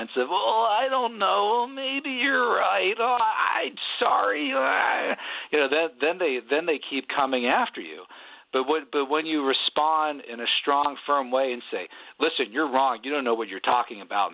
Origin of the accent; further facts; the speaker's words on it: Pennsylvania, United States; I'm from Pennsylvania. I'm a Union guy